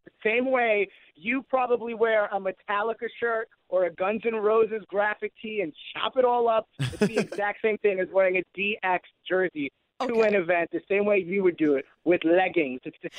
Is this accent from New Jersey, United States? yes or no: no; New York City, New York, United States; moved away as an adult; also born or lived in Iowa; I'm from New York City. I lived in Iowa for 4 years. I was like the only Puerto Rican there.